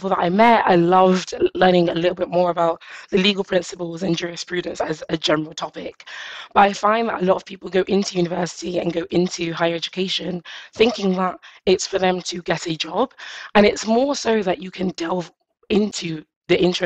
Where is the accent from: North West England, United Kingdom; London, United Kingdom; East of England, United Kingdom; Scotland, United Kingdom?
London, United Kingdom; I grew up in East London